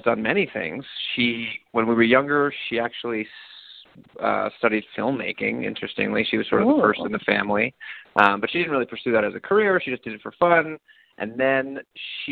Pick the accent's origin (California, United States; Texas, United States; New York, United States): New York, United States; New York City; I grew up in New York City.